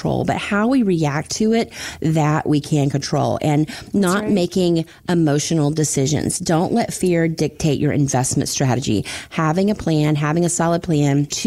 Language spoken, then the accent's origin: English; Florida, United States; growing up in Florida